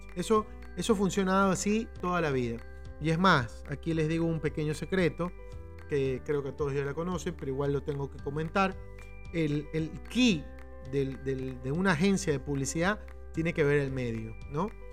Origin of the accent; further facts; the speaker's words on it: Ecuador; en mi país, en el Ecuador, en donde me encuentro